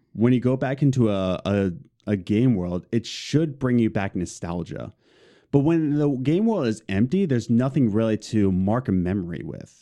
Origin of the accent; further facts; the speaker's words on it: Philadelphia, Pennsylvania, United States; We're both from Philadelphia.